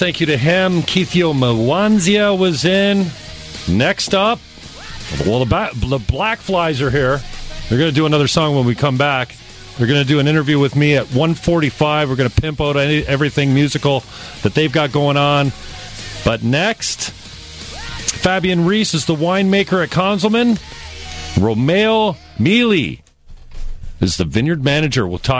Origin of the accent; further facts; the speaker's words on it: Ireland; I'm Irish.